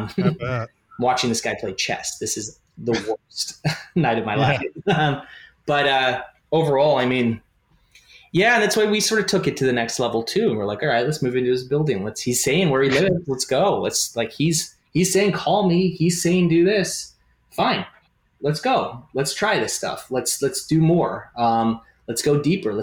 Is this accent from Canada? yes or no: yes; Canada; I'm a Canadian